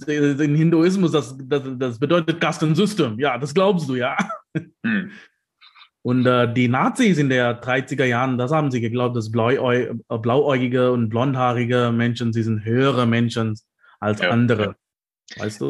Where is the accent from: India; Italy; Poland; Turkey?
India; South India; German is a second language; now in Leipzig, Germany; ich komme aus Südindien